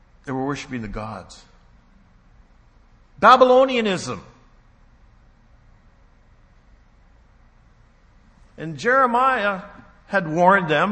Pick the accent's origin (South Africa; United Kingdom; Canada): Canada; also born or lived in United States; I'm a Canadian, actually I'm a dual citizen